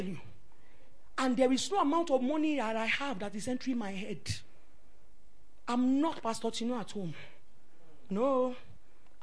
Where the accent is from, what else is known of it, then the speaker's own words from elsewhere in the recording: Lagos, Nigeria; moved away as an adult; also born or lived in Maraba; I was raised up in Ikoyi.